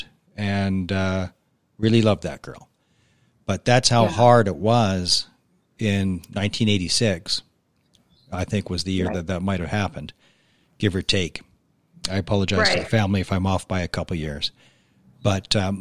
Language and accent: English; Alberta, Canada; I'm from small town Alberta